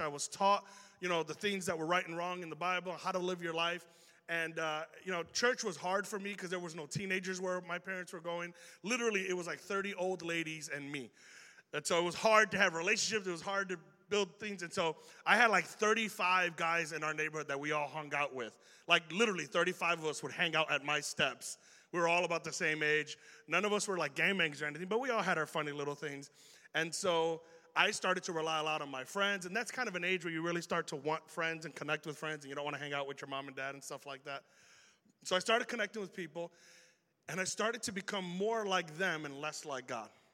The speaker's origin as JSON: {"language": "English", "town": "Chicago", "region": "Illinois", "country": "United States", "accent": "Chicago", "said": "we have an accent here in Chicago"}